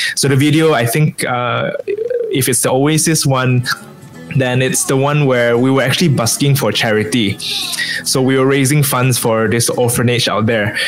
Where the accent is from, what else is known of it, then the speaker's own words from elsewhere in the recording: Kuching, Sarawak, Malaysia; moved away as an adult; also born or lived in Sabah; now in Penang, Malaysia; I was born and bred in Kuching